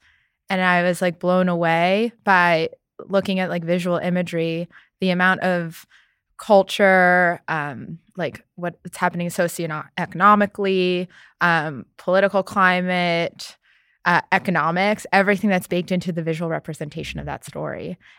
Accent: New York City, New York, United States; And I grew up in New York City. Yeah. So great at hailing cabs, can't drive.

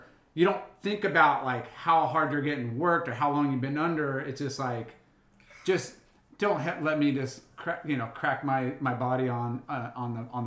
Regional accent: Huntington Beach, California, United States; I'm from Huntington

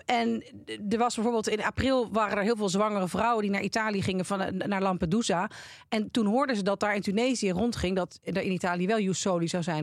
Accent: Netherlands; je bent er dus toch als Nederlandse, waar dat Calvinisme natuurlijk heel diep in je DNA zit

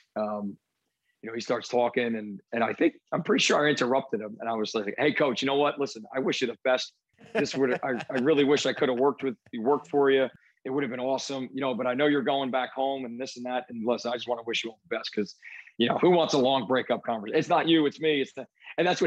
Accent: New Jersey, United States; moved away; where I grew up in New Jersey

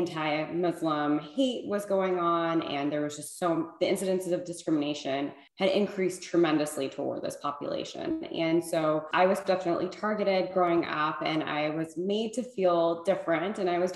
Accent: Illinois, United States; now in California, United States; I'm Iranian American. I was born and raised in Illinois in a small town.

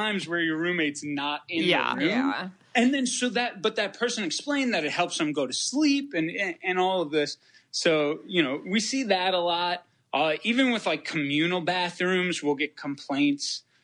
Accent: New York, United States; I'm from New York.

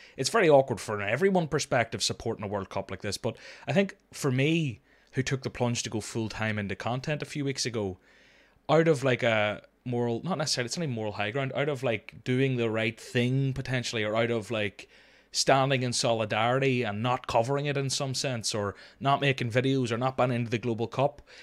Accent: Northern Ireland, United Kingdom; accent: Northern Irish; normally they hear my accent and they, I get the Jamie Dornan things

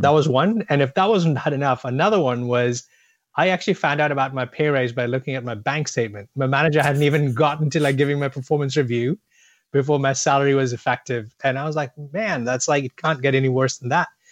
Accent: India; also born or lived in Boston, United States; I was born in Boston, but my family moved back to India when I was about a year old. Um, so as a ten-year-old, I was a kid growing up in India

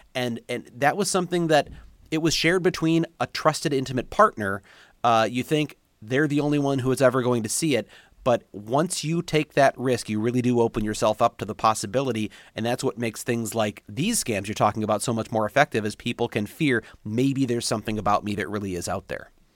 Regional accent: St. Louis, Missouri, United States; moved away; also born or lived in Kansas City; I'm from Saint Louis, so I was a Saint Louis football fan growing up

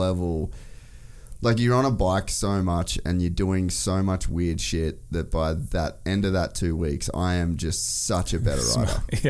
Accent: Cairns, Queensland, Australia; we start in Cairns, which is at my hometown.

